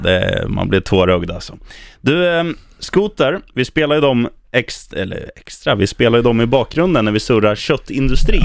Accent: Eskilstuna, Södermanland, Sweden; min hemstad Eskilstuna

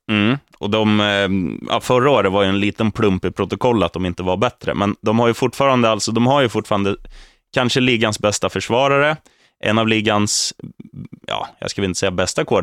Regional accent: Eskilstuna, Södermanland, Sweden; Är jag från South? Nej, jag är från Eskilstuna Öst.

